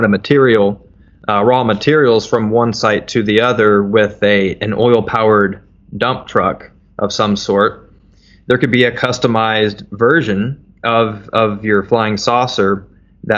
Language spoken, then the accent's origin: English; Metropolis, Illinois, United States; my hometown, little old metropolis, Illinois